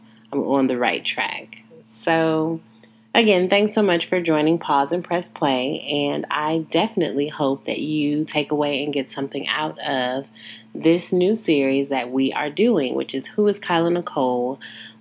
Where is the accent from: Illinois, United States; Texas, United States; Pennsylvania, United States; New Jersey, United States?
Illinois, United States; Joliet; I was born in Joliet, Illinois, born and raised